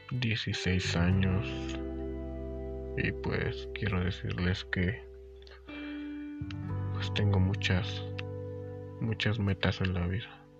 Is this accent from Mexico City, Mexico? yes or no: no; State of Mexico, Mexico; soy de el Estado de México, de México, y tengo 16 años